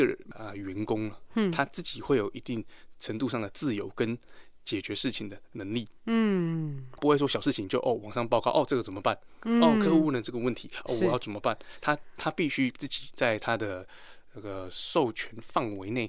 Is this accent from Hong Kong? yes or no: no; Taiwan; 假设说我我们台湾人嘛，对不对？